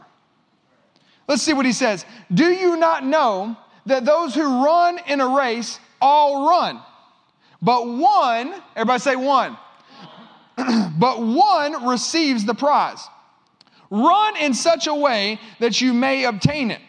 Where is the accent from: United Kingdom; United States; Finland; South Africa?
United States; as an American